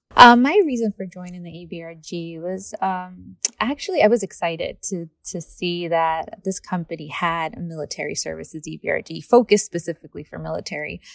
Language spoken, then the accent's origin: English; Rhode Island, United States; moved away as an adult; also born or lived in California; I'm originally from Rhode Island